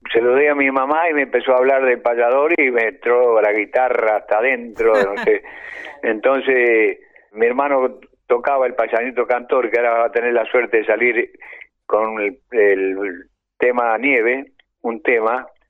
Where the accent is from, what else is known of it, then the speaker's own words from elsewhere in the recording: Bahía Blanca, Buenos Aires Province, Argentina; moved away; also born or lived in Colombia; salí este, de Bahía Blanca con mi hermana Irma del Valle